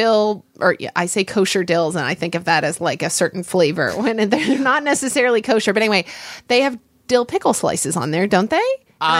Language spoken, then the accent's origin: English; Oklahoma, United States; as a kid growing up in Oklahoma